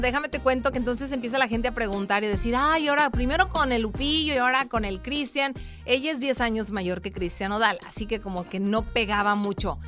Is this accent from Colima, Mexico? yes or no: yes; Colima, Mexico; la gente de mi tierra, Colima